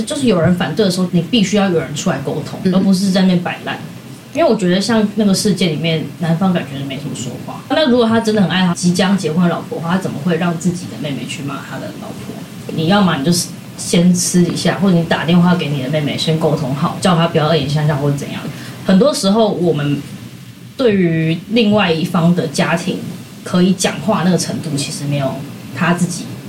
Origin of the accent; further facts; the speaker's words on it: Taipei, Taiwan; 我们都是台北人，就是我妈是三重人，就过一个桥就到了